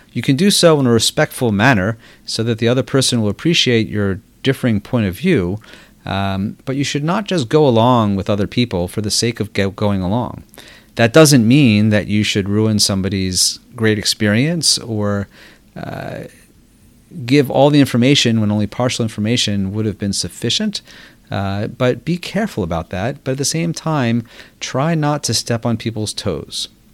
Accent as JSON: {"language": "English", "town": "Baltimore", "region": "Maryland", "country": "United States", "tie": "born or raised there", "also_born_or_lived": "New York", "moved": "as an adult", "said": "I grew up in Baltimore before attending college at Harvard University"}